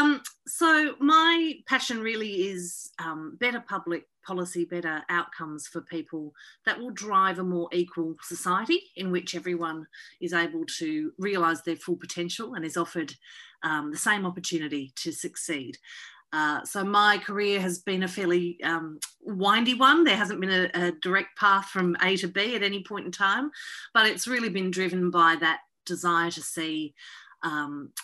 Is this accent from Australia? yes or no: yes; Latrobe Valley, Gippsland, Victoria, Australia; also born or lived in north of England; I grew up for the first 10 years we were in Australia, we were in the Latrobe Valley in Gippsland in Victoria. And then we moved to the city in my teenage years